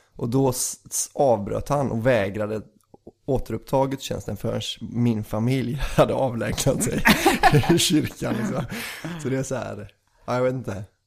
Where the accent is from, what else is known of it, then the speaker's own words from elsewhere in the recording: Bohuslän, Västra Götaland, Sweden; vi är ju från Bohuslän